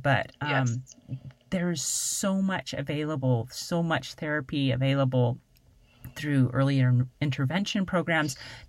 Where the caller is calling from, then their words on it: Arkansas, United States; moved away as an adult; after we moved from Arkansas